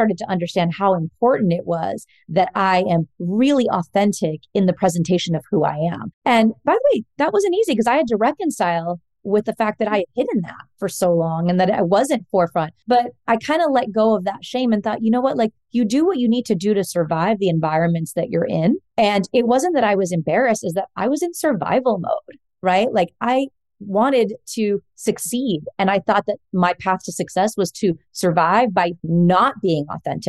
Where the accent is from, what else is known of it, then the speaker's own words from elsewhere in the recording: Fort Worth, Texas, United States; so I grew up in Fort Worth, Texas. I'm a Texan like Joseph.